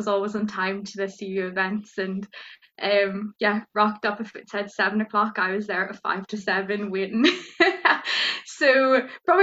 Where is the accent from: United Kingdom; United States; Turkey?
United Kingdom; Fermanagh, Northern Ireland; now in Liverpool, United Kingdom; I'm from Fermanagh, which is in Northern Ireland.